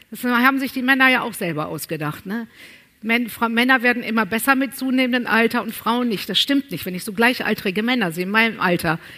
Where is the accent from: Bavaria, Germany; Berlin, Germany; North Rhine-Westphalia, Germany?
North Rhine-Westphalia, Germany; Aber ich bin ja auf dem Land groß geworden, im Sauerland.